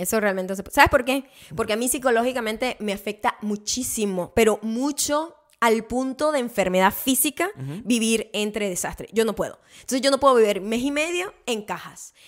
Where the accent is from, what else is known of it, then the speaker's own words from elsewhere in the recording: Venezuela; now in United States; yo crecí en Venezuela